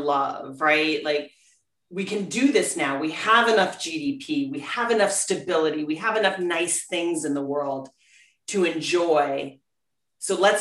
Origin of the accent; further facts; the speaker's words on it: Scranton, Pennsylvania, United States; we grew up in Scranton